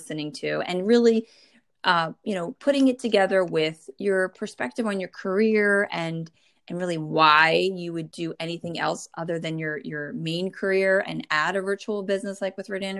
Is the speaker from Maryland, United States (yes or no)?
no; New Jersey, United States; born or raised there